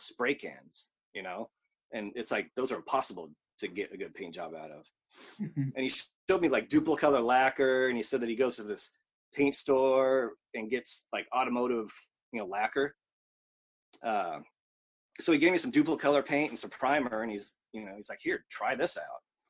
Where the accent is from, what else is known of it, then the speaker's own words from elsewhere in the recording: Whittier, California, United States; moved away as an adult; also born or lived in Seattle, Washington / Louisville, Kentucky; now in Osaka, Japan; born in Los Angeles in Whittier, but left there when I was, like, 20